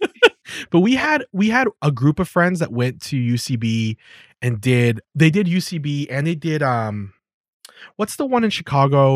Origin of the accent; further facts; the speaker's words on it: Calgary, Alberta, Canada; I was brought up in Calgary